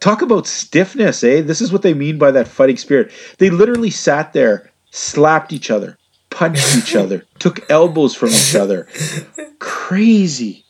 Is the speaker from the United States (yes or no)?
no; Canada; gentle Canadian souls